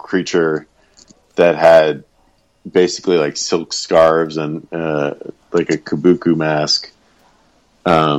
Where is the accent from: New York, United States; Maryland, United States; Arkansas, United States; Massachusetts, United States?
Arkansas, United States; Arkansas is where I am from